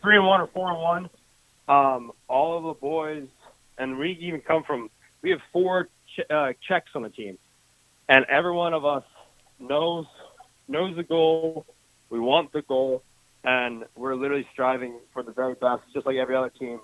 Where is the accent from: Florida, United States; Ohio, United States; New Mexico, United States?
Ohio, United States; Dayton; I'm from Dayton, Ohio, just like Coach Wall